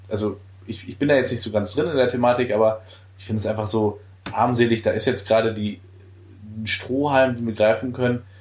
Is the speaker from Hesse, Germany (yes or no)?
no; Dortmund, North Rhine-Westphalia, Germany; da muss ich selbst als Dortmunder sagen, das war wirklich eine beeindruckende, äh, ähm, beeindruckender Werbespot